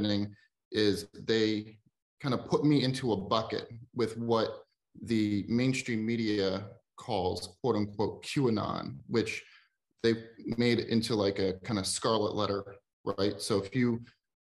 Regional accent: Philadelphia, Pennsylvania, United States; I grew up in Philadelphia, Pennsylvania

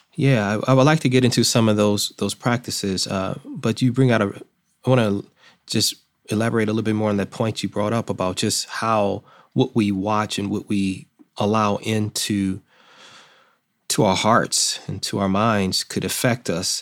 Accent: Detroit, Michigan, United States; I'm from Detroit, I was born in Detroit

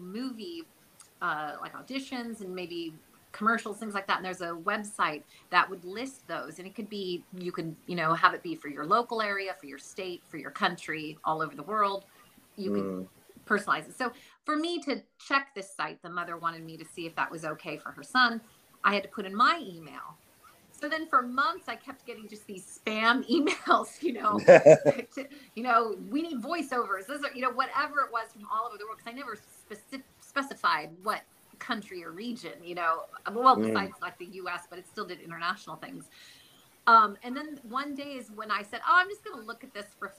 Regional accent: Bay Area, California, United States; also born or lived in New York / Boston; I'm from the Bay Area

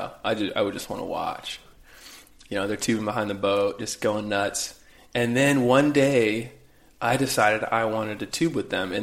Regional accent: Carmel, Indiana, United States; moved away as an adult; also born or lived in Greeley, Colorado; I grew up in Carmel, Indiana, and two great parents, two older brothers, and kind of traditional Midwest life

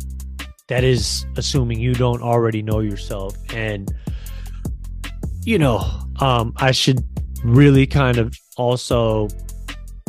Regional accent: San Francisco, California, United States; I'm a Filipino man from San Francisco

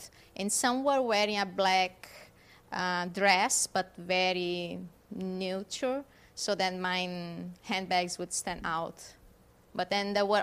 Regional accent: South Region, Brazil; first language German; English is a second language; moved away; I am born in South Brazil, but we have a huge German colony over there. So my parents taught us first German when we were little.

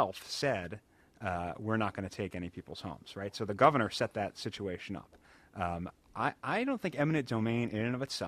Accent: Rockville, Maryland, United States; I grew up in Rockville

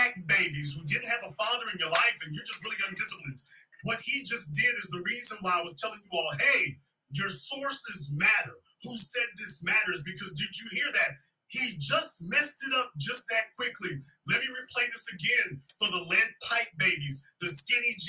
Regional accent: Louisiana, United States; moved away; the soil I was born on in Louisiana

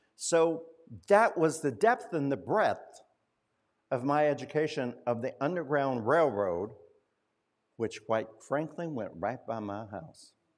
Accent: Winchester, Indiana, United States; moved away; my hometown of Winchester, Indiana

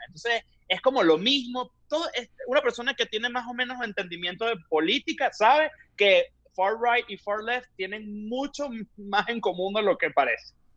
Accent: Venezuela; accent: Venezuelan; moved away; los venezolanos hablamos muy rápido

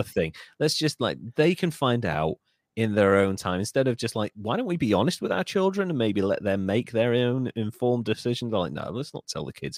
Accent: North Wales, United Kingdom; I, I come from North Wales

